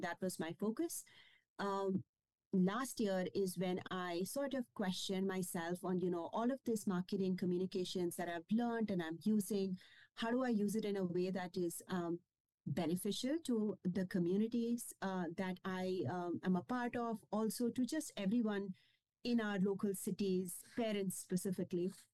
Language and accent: English; India; first language Kashmiri; English is a second language; moved away as an adult; also born or lived in Scotland / Germany; now in Austin, United States; I grew up in India